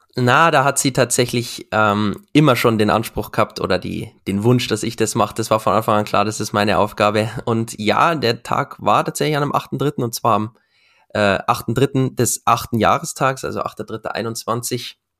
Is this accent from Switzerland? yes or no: no; Regensburg, Bavaria, Germany; Ich komme ja aus Regensburg